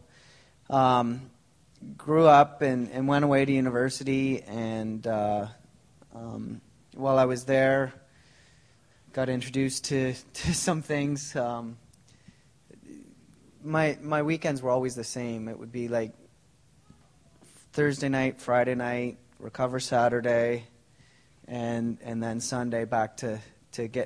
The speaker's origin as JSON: {"language": "English", "region": "Ontario", "country": "Canada", "tie": "born or raised there", "moved": "yes", "lives_now": "Langley, Canada", "said": "I didn't grow up in Langley. I grew up in Ontario"}